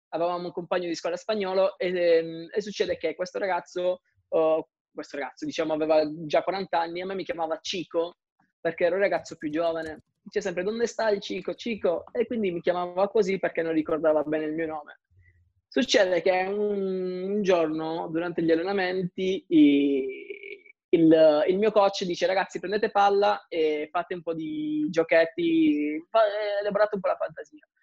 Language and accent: Italian; Calabria, Italy; now in Milan, Italy; rappresentare la mia terra, Mm, cioè la Calabria a livello internazionale